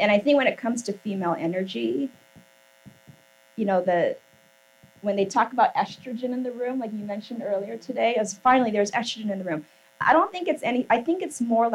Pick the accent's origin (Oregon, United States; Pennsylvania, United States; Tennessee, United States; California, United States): Oregon, United States; Portland; born or raised there; moved away as an adult; also born or lived in New York